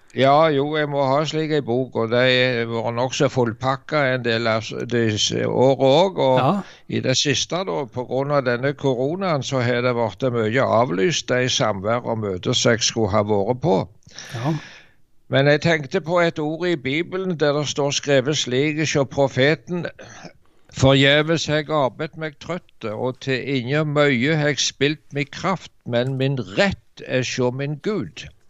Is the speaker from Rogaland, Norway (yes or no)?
yes; Varhaug, Rogaland, Norway; så gikk det en stor vekkelse over heimbygda mi på Varhaug på Jæren